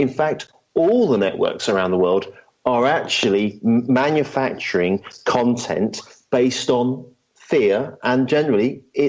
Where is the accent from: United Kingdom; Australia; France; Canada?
United Kingdom; England; When I grew up in England as a small child, 9 o'clock in the evening, me, my four brothers, and my two parents, we'd sit down and we'd watch the news.